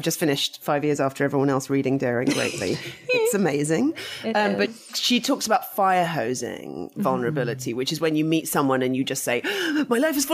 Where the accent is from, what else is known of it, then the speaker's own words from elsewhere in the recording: United Kingdom; I'm British and we're very much, even though my family were Russian, the kind of, my mum had grown up in England and my grandpa who brought me up also was very British